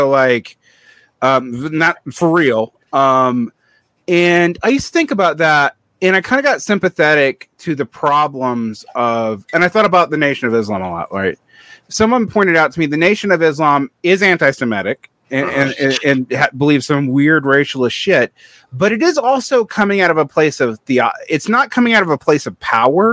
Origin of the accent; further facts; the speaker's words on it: Central Georgia, United States; I grew up in Central Georgia